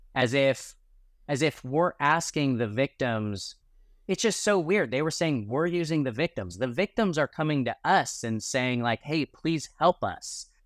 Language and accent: English; California, United States; as a Californian